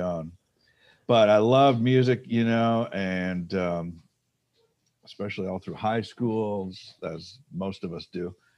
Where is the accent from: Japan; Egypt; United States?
United States; Detroit, Michigan; I grew up in Detroit.